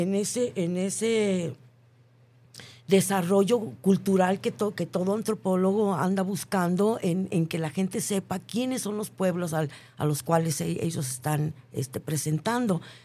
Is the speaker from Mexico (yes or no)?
yes; Mexico; que nosotros tenemos como mexicanos